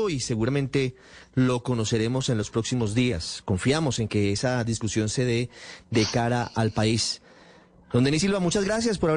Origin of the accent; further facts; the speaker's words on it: Colombia; quienes al final son usuarios del sistema que somos todos los colombianos